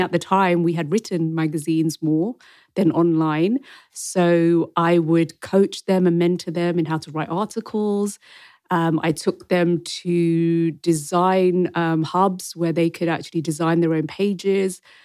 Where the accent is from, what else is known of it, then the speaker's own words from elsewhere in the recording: Wembley, London, United Kingdom; also born or lived in Rawalpindi, Pakistan; I was born in Rawalpindi in Pakistan, but when I was two months old, I've been a Wembley Brent girl. And I've been to school here, secondary school.